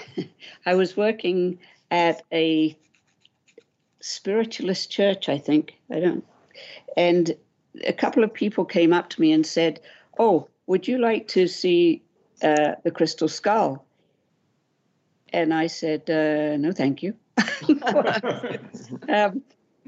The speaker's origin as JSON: {"language": "English", "region": "Wales", "country": "United Kingdom", "moved": "yes", "said": "I'm Welsh."}